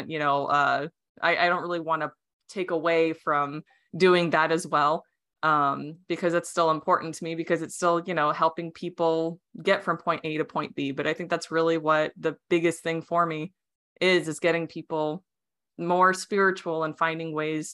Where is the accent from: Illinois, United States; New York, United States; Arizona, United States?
Arizona, United States; first language Romanian; English is a second language; I was raised in Arizona